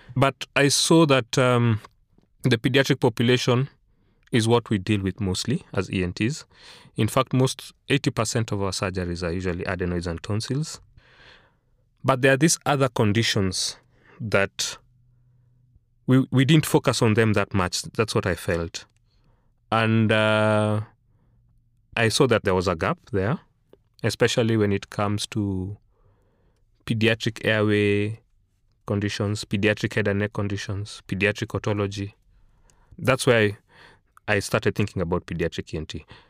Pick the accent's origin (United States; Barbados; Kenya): Kenya; Nairobi; moved away as an adult; also born or lived in South Africa; born and raised in Nairobi, school in Nairobi all my life